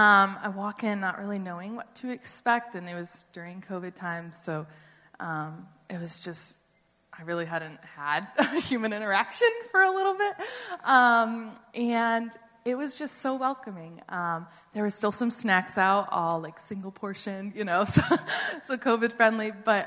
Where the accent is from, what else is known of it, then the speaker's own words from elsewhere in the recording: upstate New York, United States; also born or lived in Maine; now in New Hampshire, United States; I'm originally from upstate New York, but I went to school in Maine.